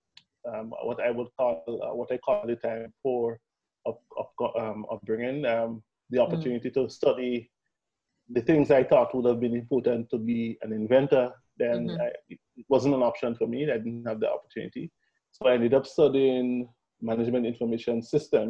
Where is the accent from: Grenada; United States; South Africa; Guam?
Grenada; they call us the Isle of Spice, right? We have a special spice about us that makes us very, you know, welcoming to others